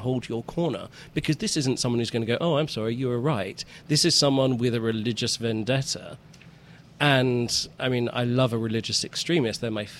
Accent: United Kingdom; Well, I mean, I don't go around sort of drinking tea on the street and throwing crumpets at people.

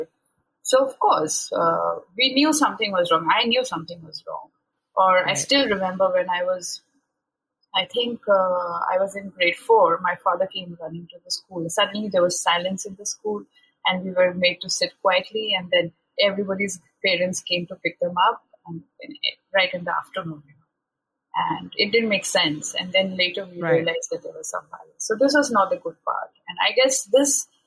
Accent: Shillong, Meghalaya, India; moved away as an adult; also born or lived in Mumbai; I was born and raised in this city. It's a small city, you would call it's a small hill station called Shillong, which is on the northeastern part of the country

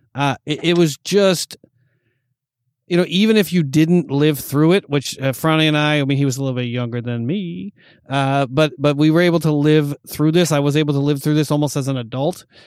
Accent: New York, United States; moved away as an adult; now in Los Angeles, United States; growing up in New York watching those Bulls games

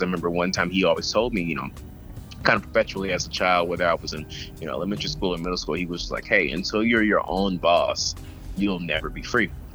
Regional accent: Atlanta, Georgia, United States; I'm from Atlanta

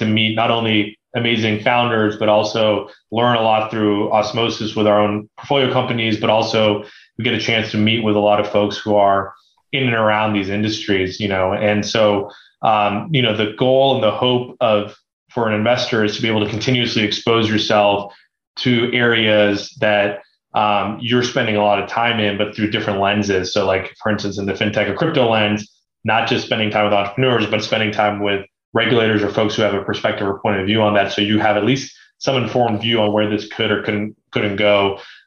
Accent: Beaverton, Oregon, United States; I grew up in Beaverton, Oregon, which is the headquarters of Nike

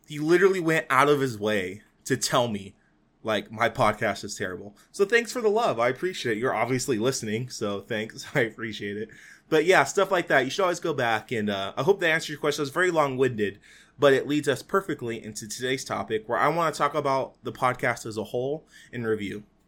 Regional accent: Fresno, California, United States; my hometown for Fresno.

